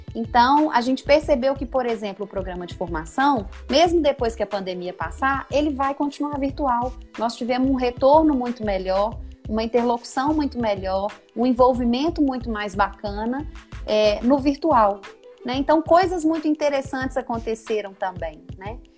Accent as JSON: {"language": "Portuguese", "town": "Ipatinga", "region": "Minas Gerais", "country": "Brazil", "tie": "born or raised there", "also_born_or_lived": "Belo Horizonte", "said": "voltar para minha cidade, né? Para Ipatinga, para minha cidade natal"}